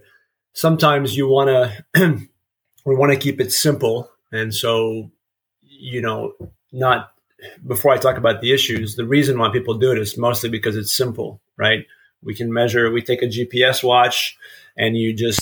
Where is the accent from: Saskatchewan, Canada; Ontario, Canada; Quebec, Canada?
Ontario, Canada; eastern; moved away as an adult; now in Memphis, United States; I'm originally from Canada, small town in eastern Ontario.